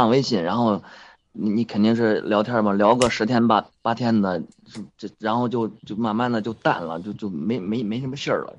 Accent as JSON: {"language": "Chinese", "region": "Tianjin", "country": "China", "tie": "born or raised there", "moved": "yes", "lives_now": "Beijing, China", "said": "我老家是是是天津的，现在在在北京打工"}